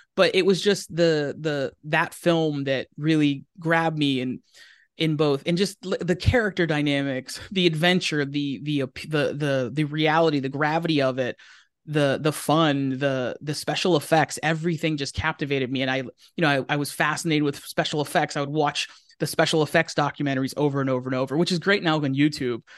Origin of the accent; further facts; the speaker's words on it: Pennsylvania, United States; moved away as an adult; now in Southern California, United States; we grew up in Pennsylvania together. I'm from Pennsylvania